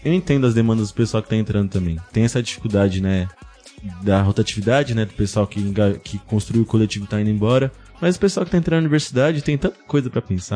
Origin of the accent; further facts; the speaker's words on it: São Vicente, São Paulo, Brazil; sou de São, Vicente